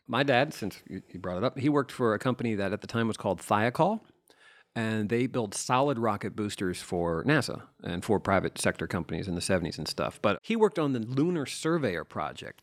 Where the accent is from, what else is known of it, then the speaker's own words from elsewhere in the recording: Delaware, United States; I'm the nerd from Delaware.